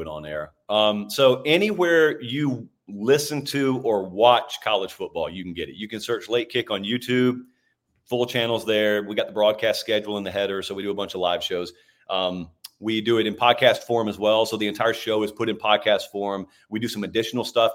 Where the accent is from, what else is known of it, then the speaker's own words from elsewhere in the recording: Columbus, Georgia, United States; In Columbus, Georgia. That's my hometown